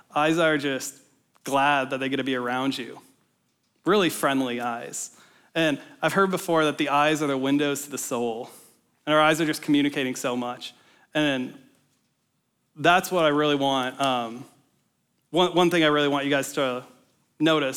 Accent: Minnesota, United States; moved away as an adult; now in Ames, United States; I'm from Minnesota originally, so I came down to Iowa State for college a few years ago

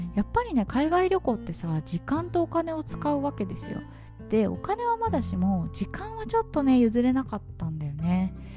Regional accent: Tokyo, Japan; moved away as an adult; now in Vietnam; 私は東京出身だったんで

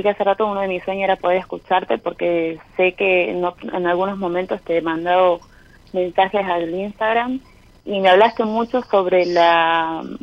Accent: San Salvador de Jujuy, Jujuy, Argentina; De Jujuy, de, Jujuy Capital.

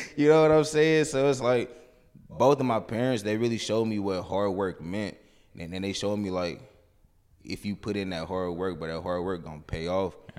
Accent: Kansas City, Missouri, United States; I grew up here in Kansas City, uh, mainly from, like, out south

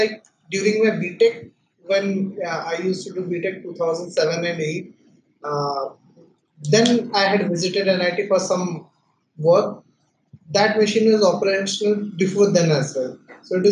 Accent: Rourkela, Odisha, India; I'm basically a Rourkelite. Rourkela is my birthplace, my hometown. I have completed my entire schooling life in Rourkela, from my standard 1 to standard 12

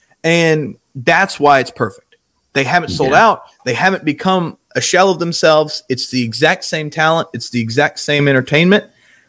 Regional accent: Kernersville, North Carolina, United States; For me, growing up in Kernersville, you always go to Winston. Winston's the city that you always go to.

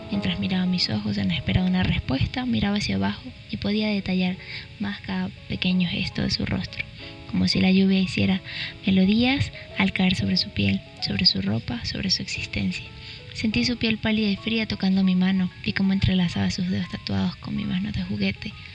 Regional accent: Venezuela; now in Lima, Peru; soy de María Venezuela y tengo 21 años. Tengo aproximadamente dos años y medio viviendo en Lima, Perú.

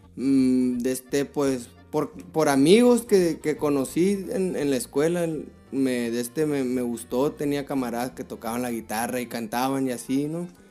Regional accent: Tucson, Arizona, United States; yo nací aquí en Tucson, Arizona. Aquí, aquí fui criado.

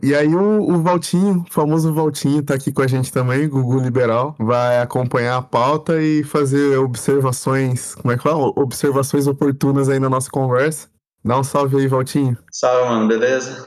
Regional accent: São José dos Campos, São Paulo, Brazil; also born or lived in Rio de Janeiro; Eu, eu, eu sou de, de São José dos Campos, eu cresci em São José dos Campos

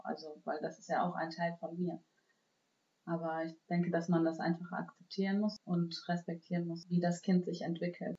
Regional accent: Germany; ich bin ja in Deutschland äh, geboren und aufgewachsen

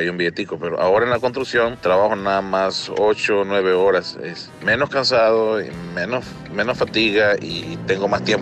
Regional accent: Francisco I. Madero, Durango, Mexico; Este día me recuerda mucho a mi pueblo, Francisco y Madero, allá en Durango. Es la feria de mi pueblo hoy.

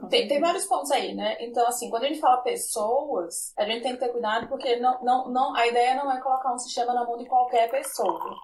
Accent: Sergipe, Brazil; Eu digo que eu sou sergipana

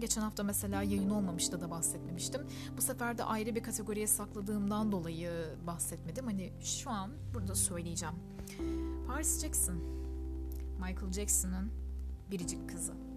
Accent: Turkey; first language Turkish

